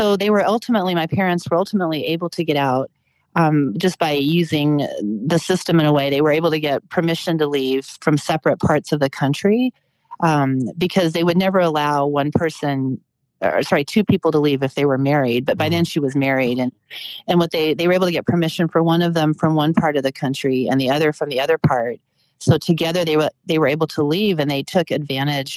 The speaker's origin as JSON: {"language": "English", "region": "West Coast", "country": "United States", "tie": "born or raised there", "said": "I grew up as a young child I grew up on the West Coast"}